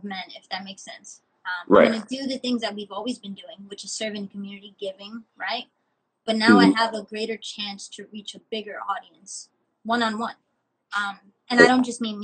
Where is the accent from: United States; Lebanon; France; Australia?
United States; New York City, New York; I'm from the Bronx pretty much. Born and raised in the same neighborhood